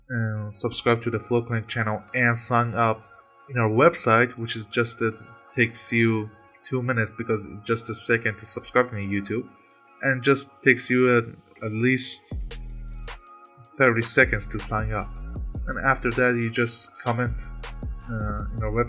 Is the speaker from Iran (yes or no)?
yes; Iran; I'm from Iran